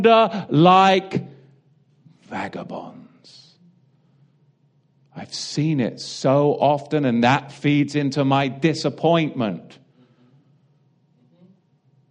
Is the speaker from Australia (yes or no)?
no; England, United Kingdom; now in United States; It's just the way I was raised. I'm English.